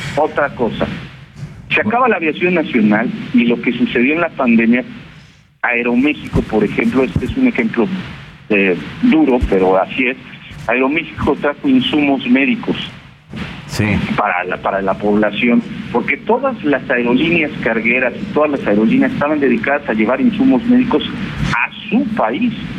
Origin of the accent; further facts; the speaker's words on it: Mexico; yo soy un piloto mexicano que gano aquí en México